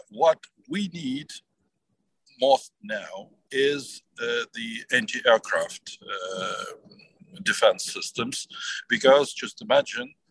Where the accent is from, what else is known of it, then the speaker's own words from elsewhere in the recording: Ukraine; after we uh, pushed Russians back uh, from my hometown and from our capital, Kiev